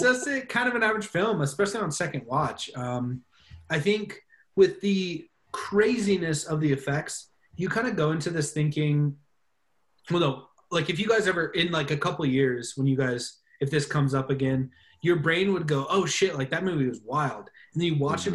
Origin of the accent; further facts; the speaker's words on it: United States; as an American